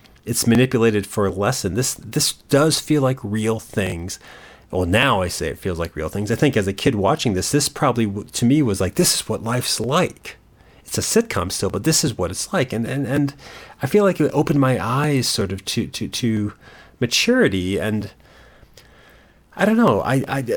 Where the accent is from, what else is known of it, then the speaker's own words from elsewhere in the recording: Connecticut, United States; as a kid growing up in Connecticut